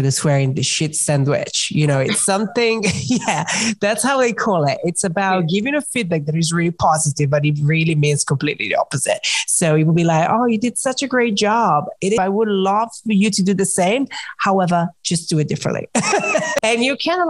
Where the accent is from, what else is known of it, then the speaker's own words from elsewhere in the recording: Italy; moved away as an adult; now in England, United Kingdom; I grew up in Italy. I moved to England when I was in my early 20s